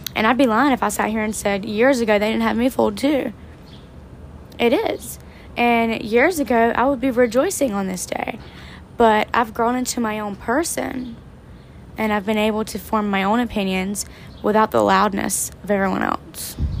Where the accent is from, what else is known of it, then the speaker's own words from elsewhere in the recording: the South, United States; my hometown, in surrounding areas in the South